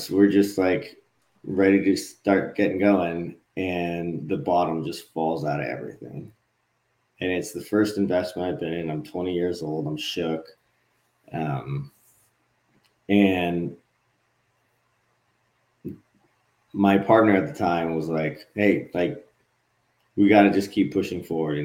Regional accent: Hawaii, United States; I grew up in Hawaii

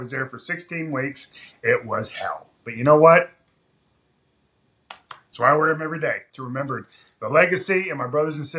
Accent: Ashland, Kentucky, United States; also born or lived in Washington / Michigan / New York; I wasn't born in Kentucky, all right? I was born in Washington. He was in the Secret Service. I lived in Michigan, young part of my life, New York. Then I was in Ashland, Kentucky, from like middle school all the way up until I graduated

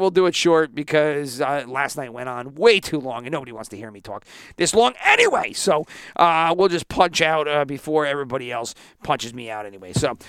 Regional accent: New Jersey, United States; I'm from New Jersey

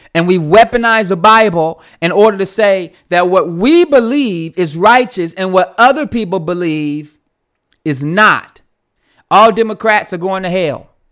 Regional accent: United States; I'm from the United States.

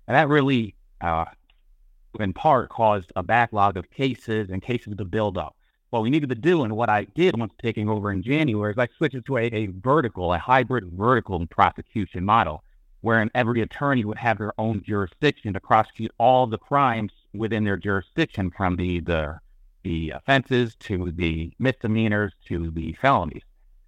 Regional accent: Monticello, New York, United States; also born or lived in Middletown, New York / Goshen, New York; I was born in Middletown. I was raised in the village of Monticello my entire life. I still live in the village of Monticello.

